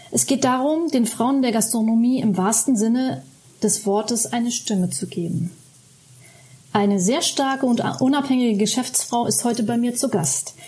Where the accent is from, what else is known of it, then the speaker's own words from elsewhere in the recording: Germany; bei uns in Deutschland